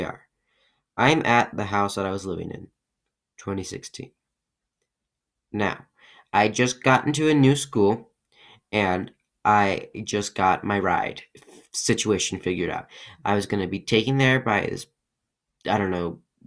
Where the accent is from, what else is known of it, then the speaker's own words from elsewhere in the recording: Colorado, United States; also born or lived in Russia; I live in Colorado. I was adopted from Russia at 2 years old